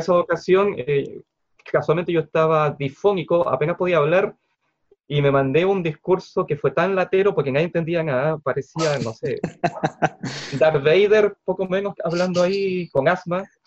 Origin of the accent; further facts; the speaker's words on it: Concepción, Biobío, Chile; Soy de Concepción